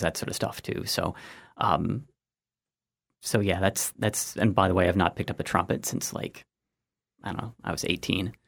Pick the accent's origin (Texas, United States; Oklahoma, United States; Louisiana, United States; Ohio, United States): Ohio, United States; Granville; moved away as an adult; also born or lived in Georgia / West Virginia / Maryland / Missouri; went to, um, uh, Granville, Granville High School